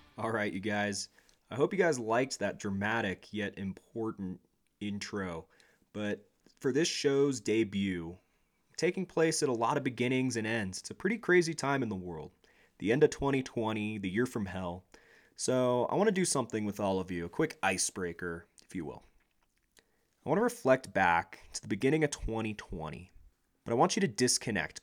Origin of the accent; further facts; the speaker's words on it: United States; We as a nation